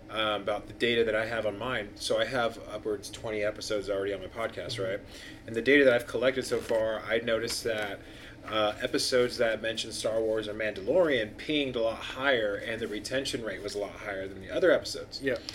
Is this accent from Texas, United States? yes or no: no; California, United States; So yeah, we grew up